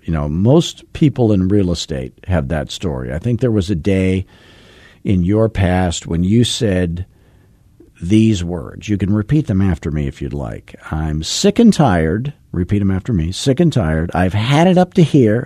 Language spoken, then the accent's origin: English; Arizona, United States; I'm from Arizona